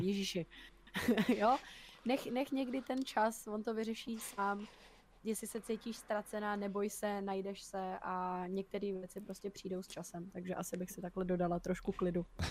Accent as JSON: {"language": "Czech", "country": "Czechia", "said": "u nás v Čechách"}